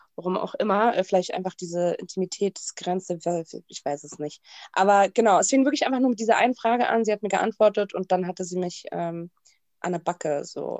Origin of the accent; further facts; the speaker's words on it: Berlin, Germany; ich bin Berlinerin, das sage ich mal ganz stolz